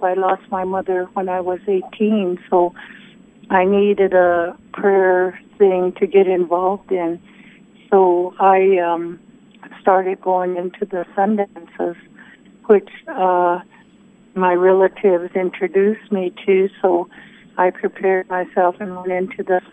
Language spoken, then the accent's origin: English; Crow Agency, Montana, United States; first language Crow; English is a second language; also born or lived in Pierre, South Dakota; being brought up on the reservation in a poorish town in Crow Agency